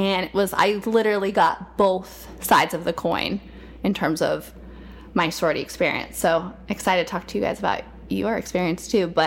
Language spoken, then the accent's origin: English; Nebraska, United States; I grew up in Nebraska actually, which is so random, but makes the Kansas connection.